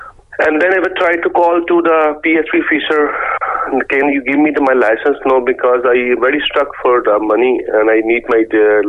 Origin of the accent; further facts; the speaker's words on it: Pakistan; English is a second language; moved away as an adult; now in Cork, Ireland; I was last year in my home country in Pakistan